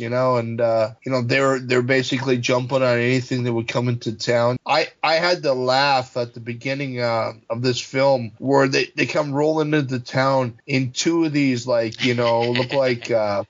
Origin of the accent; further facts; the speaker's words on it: Ontario, Canada; parts of it, I think, were shot in a little town called Dundas, which is probably about 45 minutes from my hometown.